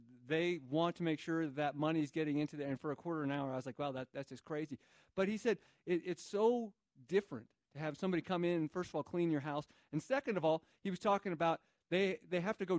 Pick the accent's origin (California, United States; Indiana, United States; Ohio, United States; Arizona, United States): Arizona, United States; also born or lived in Phoenix; now in New Mexico, United States; I grew up in Arizona, one state away, still in the Southwest, still full of all different cultures that have mixed and collided